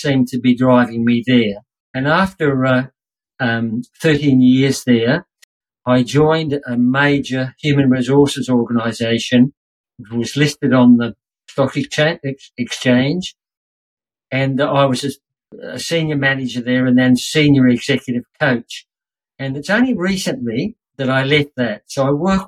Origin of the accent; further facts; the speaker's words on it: Queensland, Australia; I'm a Queenslander